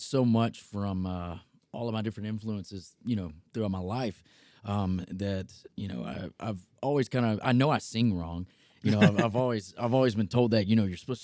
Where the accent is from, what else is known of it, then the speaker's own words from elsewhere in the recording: Selma, Alabama, United States; also born or lived in Jackson, Alabama; now in Nashville, United States; So I grew up in a small town in Alabama, Selma, Alabama, actually a pretty historic town